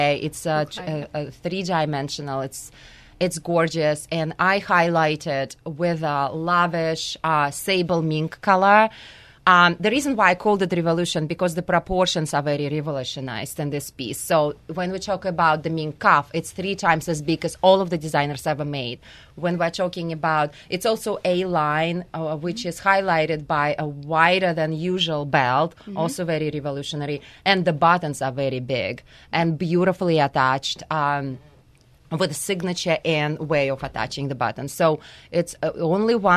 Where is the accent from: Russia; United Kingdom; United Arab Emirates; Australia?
Russia; moved away; growing up in Russia, you know, I didn't really have a childhood